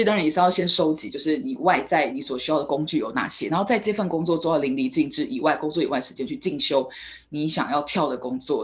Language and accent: Chinese; Taiwan; 我们台湾这边